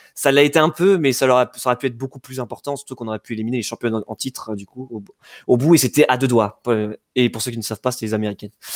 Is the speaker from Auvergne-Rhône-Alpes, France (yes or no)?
no; Yvelines, Île-de-France, France; là où j'ai grandi donc dans les Yvelines